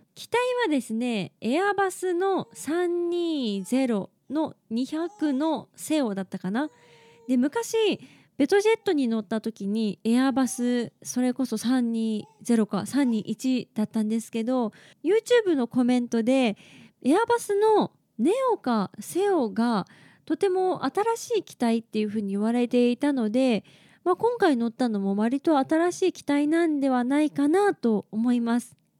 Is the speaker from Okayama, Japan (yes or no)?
yes; Okayama, Japan; now in Tokyo, Japan; 東京の方から、地元の岡山まで帰る